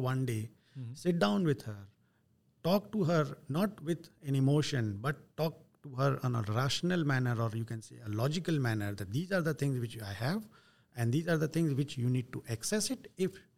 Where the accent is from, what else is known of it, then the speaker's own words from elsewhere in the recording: Vadodara, Gujarat, India; I'm from Gujarat, Baroda